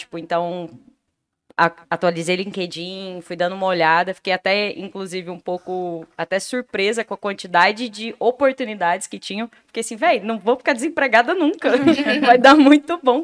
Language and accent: Portuguese; Itapuranga, Goiás, Brazil; moved away as an adult; also born or lived in Goiânia; now in Vitória, Brazil; Eu nasci em Itapuranga, uma cidadezinha bem pequenininha do interior de Goiás